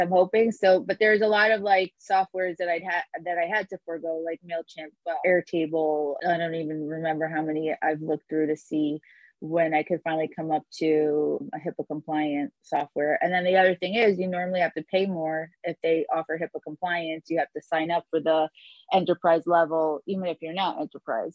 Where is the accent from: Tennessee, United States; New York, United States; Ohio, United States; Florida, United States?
New York, United States; moved away as an adult; now in Miami, United States; I'm an attorney from New York